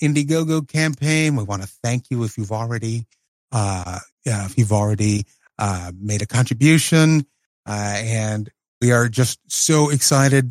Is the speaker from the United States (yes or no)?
yes; Tennessee, United States; in my hometown